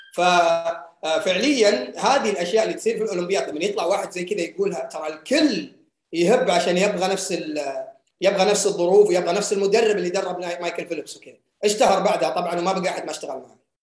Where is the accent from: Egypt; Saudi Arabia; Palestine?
Saudi Arabia; عندنا في السعوديه